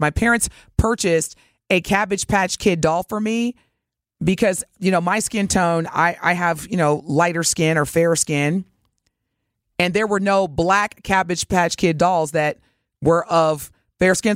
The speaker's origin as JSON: {"language": "English", "town": "Evansville", "region": "Indiana", "country": "United States", "tie": "born or raised there", "moved": "yes", "said": "growing up in Evansville, Indiana"}